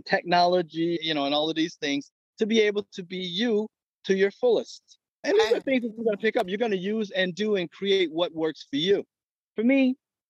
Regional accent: Detroit, Michigan, United States; I grew up in Detroit

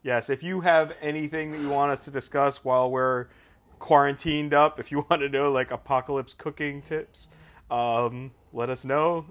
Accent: Long Island, New York, United States; I grew up on Long Island as well

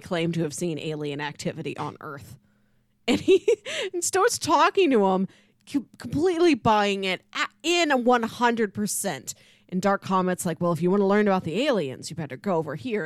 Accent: Missouri, United States; we're from Missouri

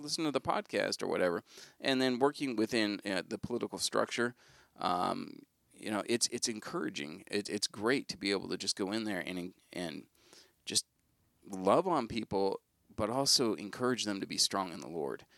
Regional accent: United States; we as American Christians

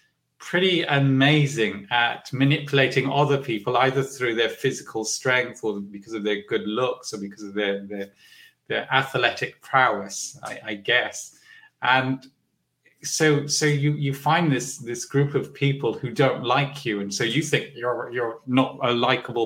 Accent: London, United Kingdom; I was born in Hackney, I think in a Salvation Army hospital

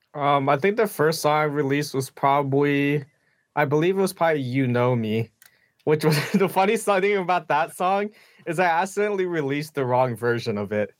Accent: Pennsylvania, United States; now in Kansas City, United States; I grew up in Pennsylvania

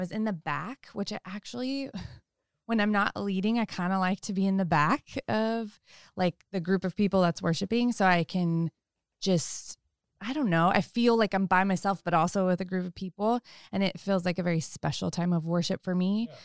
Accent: Sebastopol, California, United States; I grew up in Sonoma County in Sebastopol and, um, have lived here most of my life

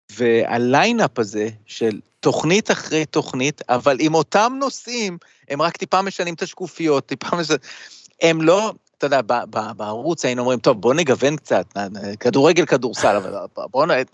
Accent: Israel; also born or lived in United States (born) / New York; ישראל זה הבית, אבל הבית השני זה, זה ארצות הברית, כי א', נולדתי פה

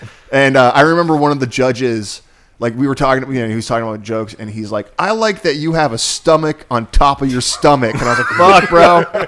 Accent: Ireland; I'm Irish, right?

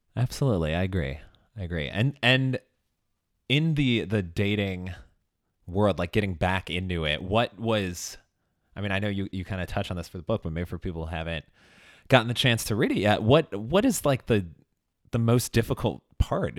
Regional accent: Chicago, Illinois, United States; moved away; also born or lived in Los Angeles; I'm from Chicago originally, and I actually did live in L A for a couple of years

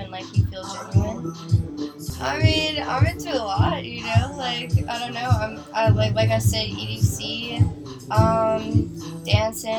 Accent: New York, United States; I'm 22 years old, I'm from New York

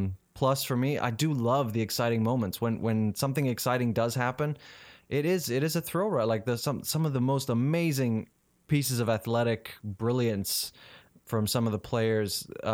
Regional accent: South Africa; when I went to Twickenham Stadium in London as a South African fan to watch England play South Africa, I was sitting amongst English people

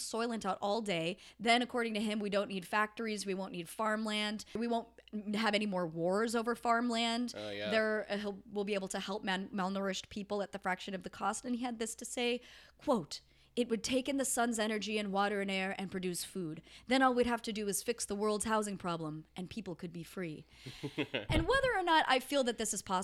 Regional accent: Colorado, United States; I grew up in Colorado

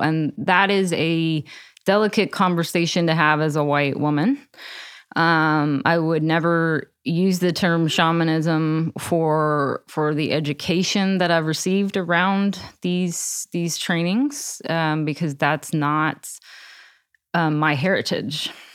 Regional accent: Texas, United States; I grew up in Texas.

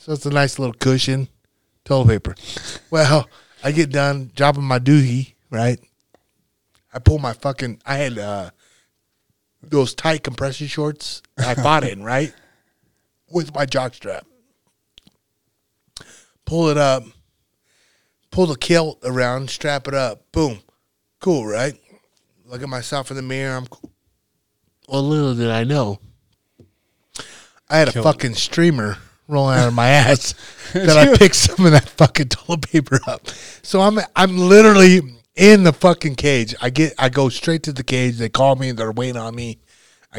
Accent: North Platte, Nebraska, United States; my hometown. That was how big it was, North Platte

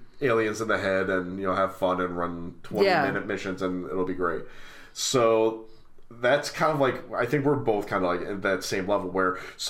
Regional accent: United States; I'm old and I'm American

